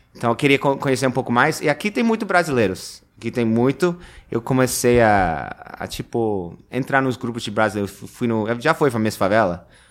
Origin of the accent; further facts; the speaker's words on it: New Jersey, United States; Portuguese is a second language; now in New York, United States; eu sou de Nova Jersey